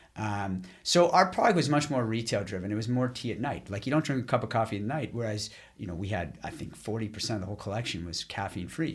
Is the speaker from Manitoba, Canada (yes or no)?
no; Ottawa, Ontario, Canada; also born or lived in Boston / Montreal; we moved from Boston, where I was living at the time, back to Ottawa, where I'm from